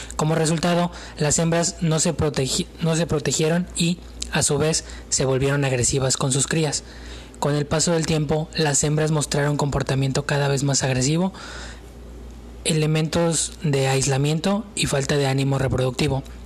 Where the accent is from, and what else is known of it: Mexico